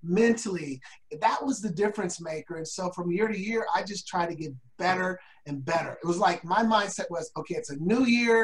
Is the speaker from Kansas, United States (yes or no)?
no; Portland, Oregon, United States; I was raised in the Northeast Portland where we're more the hood.